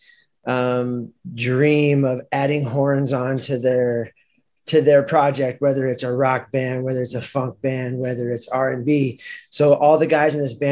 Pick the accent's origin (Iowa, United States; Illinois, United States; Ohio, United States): Illinois, United States; Chicago; we are not from New Orleans, we're from Chicago